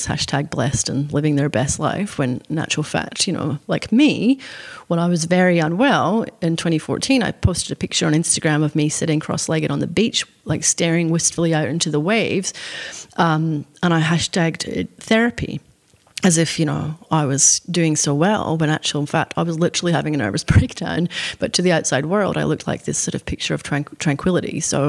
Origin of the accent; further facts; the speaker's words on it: Scotland, United Kingdom; It's all I'd ever wanted to do since I was a little girl growing up in Scotland, was to publish a book.